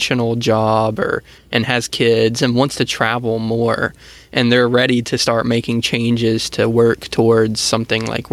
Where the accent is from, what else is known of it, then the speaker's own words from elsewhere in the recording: Georgia, United States; we're from Georgia